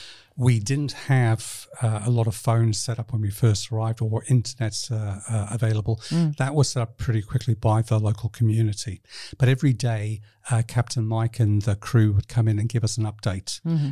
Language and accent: English; Libya; born there; also born or lived in New Zealand / United Kingdom; I was born in Libya, North Africa, not the best country to be associated with.